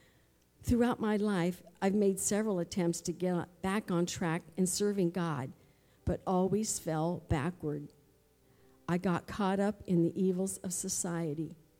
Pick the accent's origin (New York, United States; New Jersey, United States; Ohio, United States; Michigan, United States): Michigan, United States; Flushing; Growing up in Flushing, Michigan, I went to church with my mom, and later on my own, I rode on the church bus with a friend.